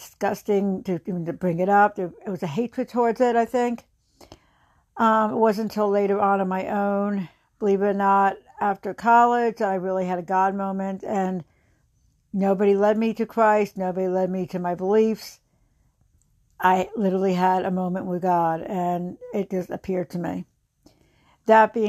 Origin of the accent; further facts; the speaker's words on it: near Princeton, New Jersey, United States; I grew up in New Jersey in a very rural little town outside of Princeton